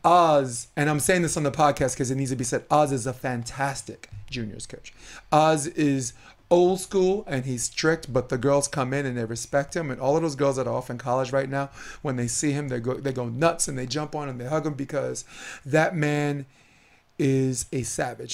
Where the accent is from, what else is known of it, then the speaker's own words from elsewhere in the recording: Brooklyn, New York, United States; now in California, United States; I'm a kid from Brooklyn